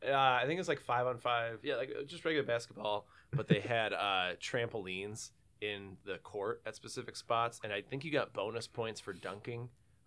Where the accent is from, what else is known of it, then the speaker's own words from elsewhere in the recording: Canton, Michigan, United States; So born and raised in Canton, Michigan, had a suburban childhood.